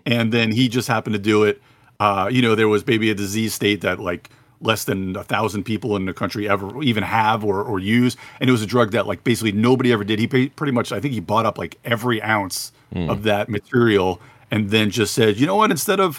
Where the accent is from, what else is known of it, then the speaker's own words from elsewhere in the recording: Lake Ronkonkoma, New York, United States; Sachem is where I went to high school. I'm from Lake Ronkonkoma